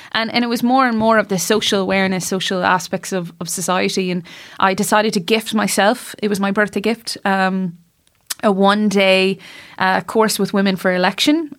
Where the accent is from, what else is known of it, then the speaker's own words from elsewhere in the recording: Shrule, Connacht, Ireland; also born or lived in Boston, United States / New York, United States; I was born in the States, but raised very much in Ireland, did all my schooling here